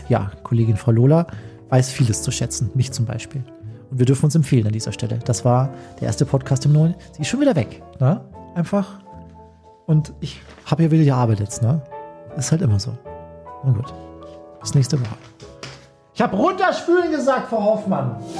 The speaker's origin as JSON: {"language": "German", "area": "Chiemgau", "region": "Bavaria", "country": "Germany", "said": "bei uns im Chiemgau"}